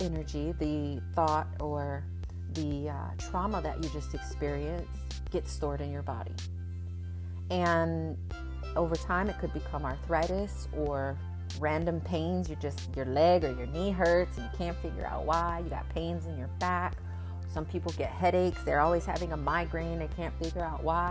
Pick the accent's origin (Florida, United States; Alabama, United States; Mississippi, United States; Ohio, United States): Florida, United States; West Palm Beach; I am from West Palm Beach, Florida